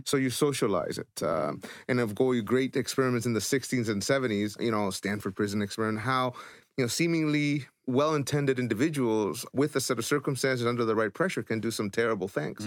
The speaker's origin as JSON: {"language": "English", "country": "El Salvador", "tie": "born or raised there", "moved": "yes"}